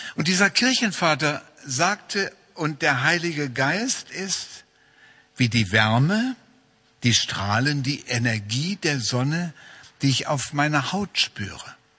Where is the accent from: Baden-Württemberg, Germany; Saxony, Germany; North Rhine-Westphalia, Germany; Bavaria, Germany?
North Rhine-Westphalia, Germany; Wuppertal; in meiner Heimatstadt Wuppertal